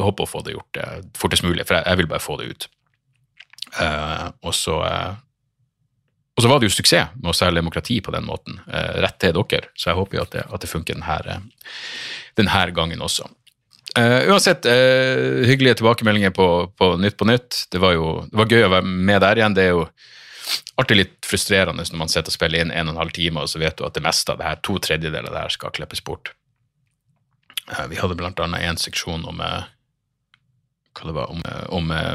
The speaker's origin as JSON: {"language": "Norwegian", "region": "Northern Norway", "country": "Norway", "accent": "Northern Norwegian", "said": "du hater dialekten min, du hater nordlendinger"}